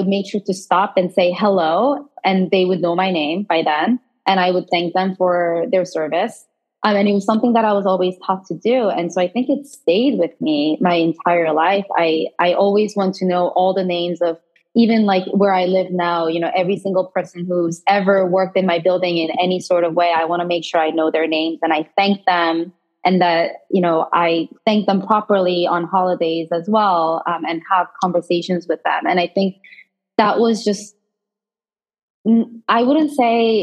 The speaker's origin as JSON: {"language": "English", "country": "South Korea", "tie": "born or raised there", "moved": "yes", "said": "I was born and raised in Korea"}